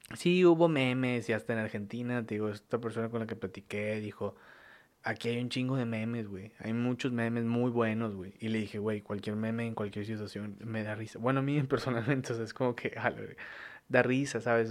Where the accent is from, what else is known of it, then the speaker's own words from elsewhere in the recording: Mexico; soy mexicano, güey, o sea, soy mexicano